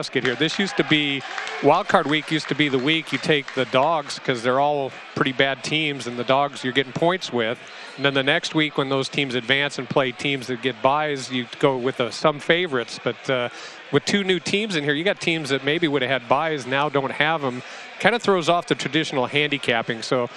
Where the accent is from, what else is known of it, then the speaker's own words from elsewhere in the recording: Nebraska, United States; I'm from Nebraska.